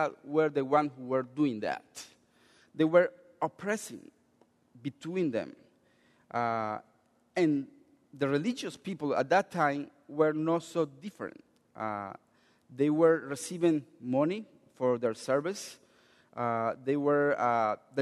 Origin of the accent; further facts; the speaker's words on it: Colombia; English is a second language; moved away as an adult; also born or lived in Chicago, United States; I'm from Colombia. I lived in Chicago 6 years, and I learned English when I came to Chicago.